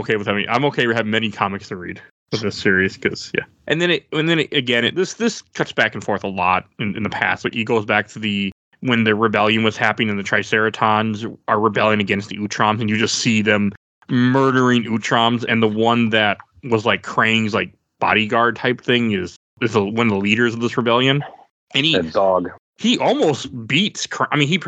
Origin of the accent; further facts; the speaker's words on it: Midwest, United States; we're from the Midwest.